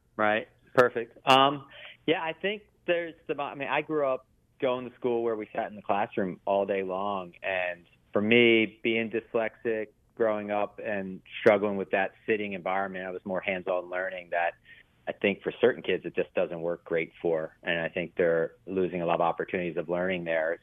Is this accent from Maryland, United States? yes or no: yes; Baltimore, Maryland, United States; I grew up in Baltimore